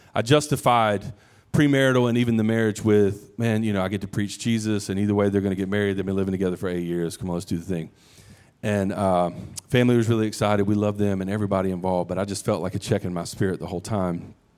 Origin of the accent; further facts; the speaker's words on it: United States; we're American, modern day American